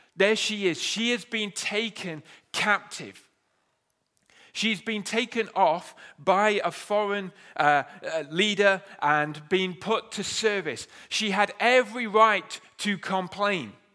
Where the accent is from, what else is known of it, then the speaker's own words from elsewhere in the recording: United Kingdom; We are, we are British